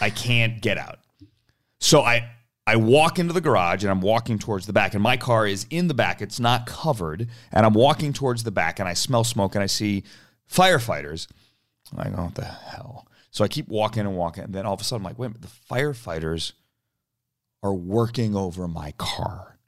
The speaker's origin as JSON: {"language": "English", "country": "United States", "tie": "born or raised there", "said": "I grew up in Washington, outside Washington, um, grew up around politics"}